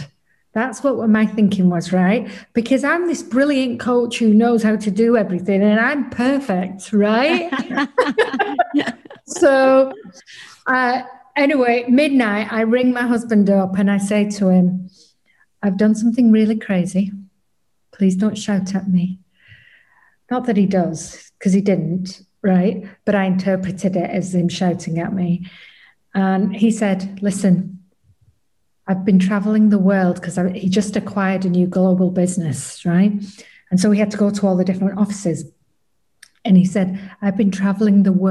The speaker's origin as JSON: {"language": "English", "region": "England", "country": "United Kingdom", "said": "I'm from England"}